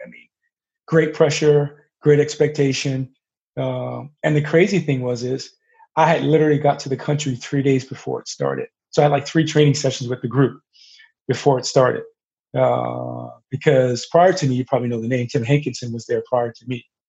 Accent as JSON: {"language": "English", "town": "Atlanta", "region": "Georgia", "country": "United States", "tie": "born or raised there", "said": "I grew up in Atlanta, so we are living in Atlanta, Georgia"}